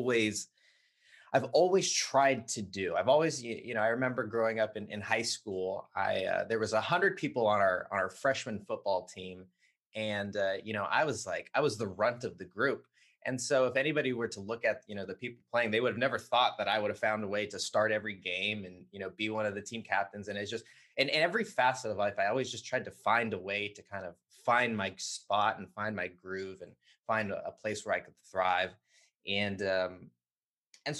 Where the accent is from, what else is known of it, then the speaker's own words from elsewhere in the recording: Southern California, United States; I grew up in Southern California